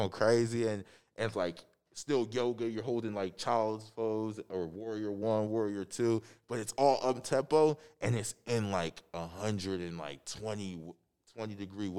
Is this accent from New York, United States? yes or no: no; Upper Darby, Pennsylvania, United States; growing up in Upper Darby